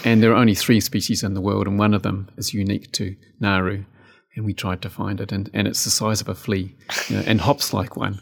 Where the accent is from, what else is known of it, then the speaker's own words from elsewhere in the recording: New Zealand; also born or lived in West Coast, New Zealand / Canterbury, New Zealand / Otago, New Zealand; growing up in the South Island, you know, Te Waiponumu, And I've lived in almost